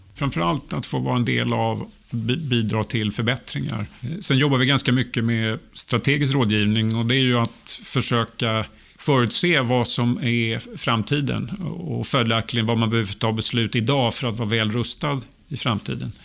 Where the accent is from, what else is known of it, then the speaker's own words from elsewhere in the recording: Sweden; also born or lived in Sturgis, Michigan; som svensk